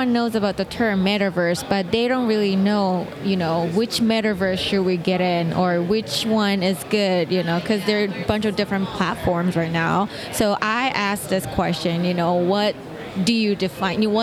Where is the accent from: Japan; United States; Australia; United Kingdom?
Japan; moved away; I'm originally from Japan